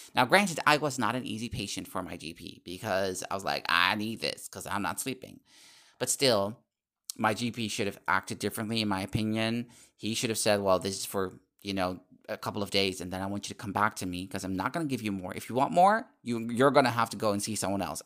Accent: Netherlands; English is a second language; my fellow countrymen and women

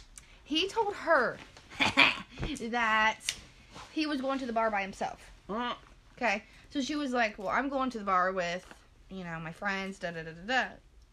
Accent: Portland, United States; She's from Angola, and I'm from Portland. Like, an hour north and an hour south.

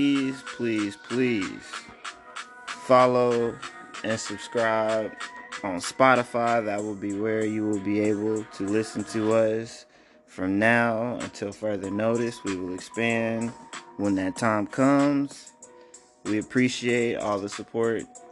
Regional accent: Oklahoma City, Oklahoma, United States; We are from Oklahoma City, Oklahoma.

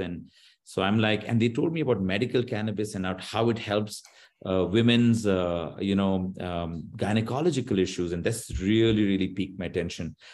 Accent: Bangalore, Karnataka, India; I'm from India, I'm from Bangalore, we are all techies

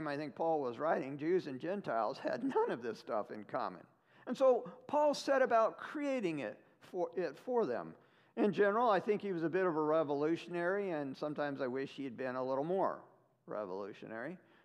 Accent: the Northwest, Pacific Northwest, United States; moved away as an adult; also born or lived in Ohio; I'm from the Northwest

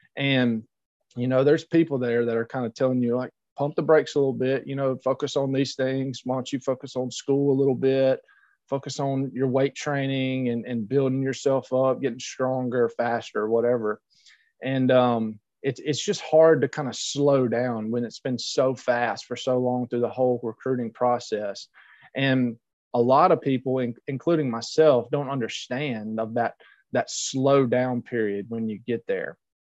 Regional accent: Louisiana, United States; being a louisiana boy that was my home state school

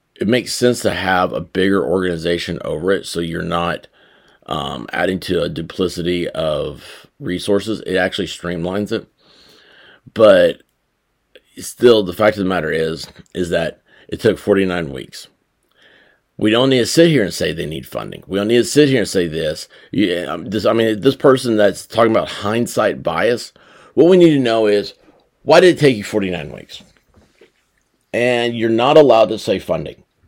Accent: Memphis, Tennessee, United States; I'm from Memphis, okay? This is my hometown.

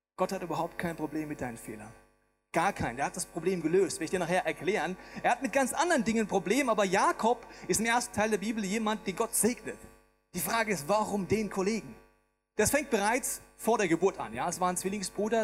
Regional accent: Bavaria, Germany; Ich bin im schönen Bayern groß geworden.

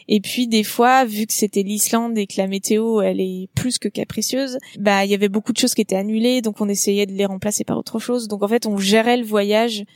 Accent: Nantes area, Pays de la Loire, France; moved away as an adult; also born or lived in Cholet / Iceland / Canada; j'ai grandi euh, dans la région nantaise

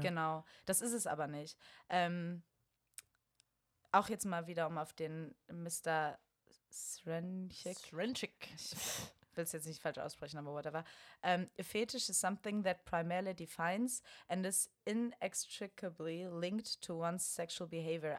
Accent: Bonn, North Rhine-Westphalia, Germany; now in Berlin, Germany; ich komme aus Bonn

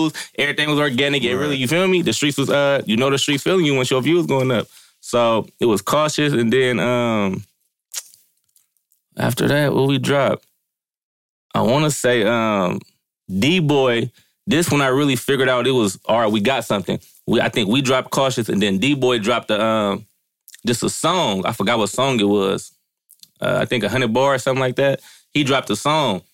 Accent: Vallejo, California, United States; I'm from the Crest.

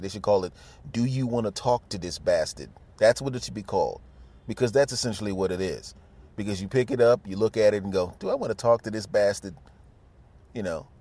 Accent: Philadelphia, Pennsylvania, United States; moved away; I'm originally from Philadelphia, so obviously Eagles

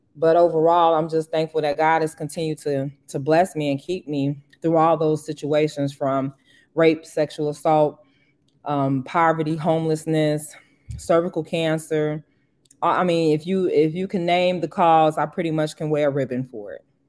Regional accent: Harvey, Illinois, United States; moved away; also born or lived in Boston; leave my hometown and be exposed to other things outside of Harvey

